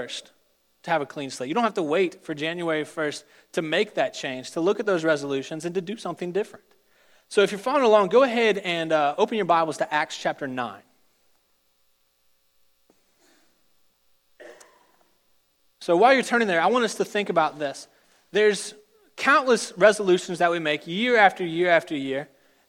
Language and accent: English; Richmond, Virginia, United States; moved away as an adult; I'm from Richmond, Virginia. I went through all of my primary school, secondary school, and college in the state of Virginia